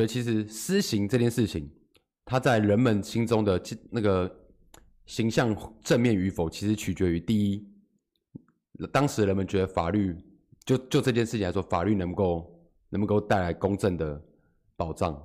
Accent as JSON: {"language": "Chinese", "country": "Taiwan", "said": "我们台湾人"}